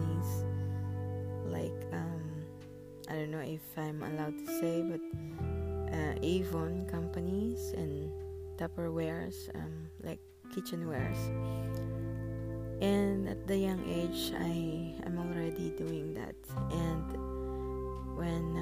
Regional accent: Philippines; our culture as a Filipino people, we are taught to help others

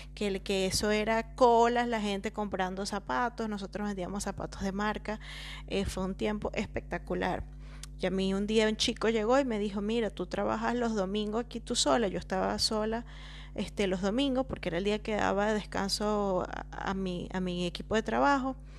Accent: La Victoria, Aragua, Venezuela; moved away as an adult; yo soy venezolana de La Victoria, un pueblito hermoso, pequeñito, de dos calles

